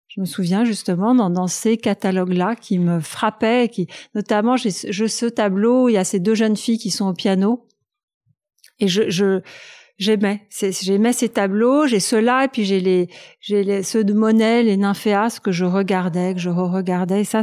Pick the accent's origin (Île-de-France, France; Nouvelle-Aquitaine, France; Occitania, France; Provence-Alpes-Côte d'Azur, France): Île-de-France, France; Paris; Alors, je suis née à Paris, dans le 8e arrondissement